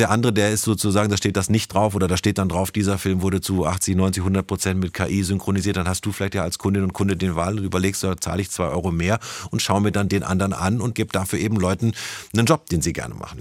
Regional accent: Germany; Wir als Deutsche

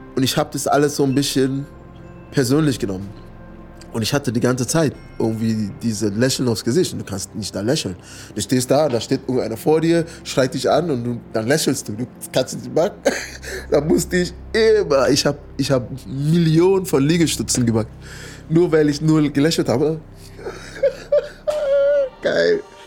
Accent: United States; German is a second language; moved away as an adult; also born or lived in California; now in Berlin, Germany; Ich bin aufgewachsen in Amerika

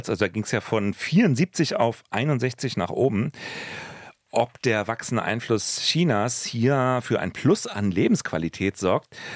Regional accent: Berlin, Germany; können wir als Berliner natürlich

